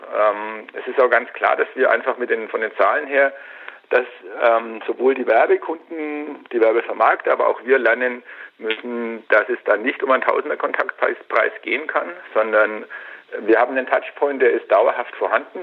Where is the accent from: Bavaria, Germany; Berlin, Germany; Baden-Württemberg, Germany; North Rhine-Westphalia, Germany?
Bavaria, Germany; Franconia; hier bei uns in Franken